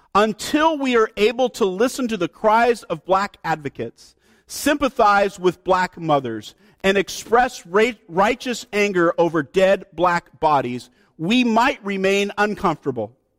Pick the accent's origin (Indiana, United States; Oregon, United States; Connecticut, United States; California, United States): Oregon, United States